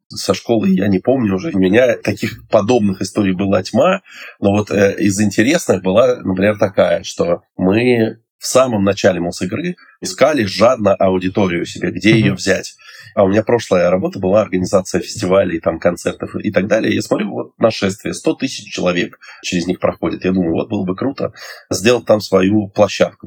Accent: Moscow, Russia; я из Москвы

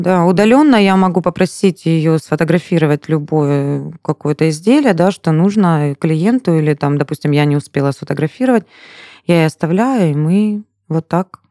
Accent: Anapa, Krasnodar Krai, Russia; now in Slavyansk-na-Kubani, Russia; Я вообще сама из Анапы

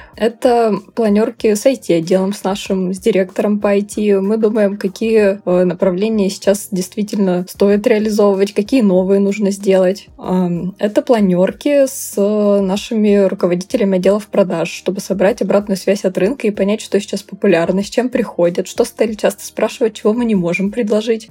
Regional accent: Nizhny Tagil, Sverdlovsk Oblast, Russia; Я росла в небольшом, м, городе, промышленном, я из Нижнего Тагила вообще родом

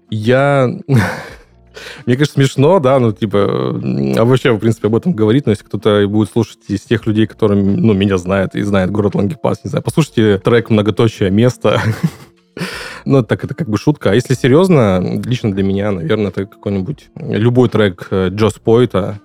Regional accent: Ukraine; also born or lived in Langepas, Khanty-Mansi Autonomous Okrug, Russia; now in Krasnodar Krai, Russia; я родом из Украины

